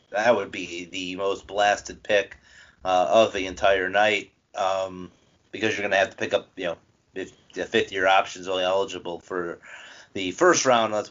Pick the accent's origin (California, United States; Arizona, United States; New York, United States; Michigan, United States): Michigan, United States; Detroit; my hometown, your former hometown, or Detroit Lions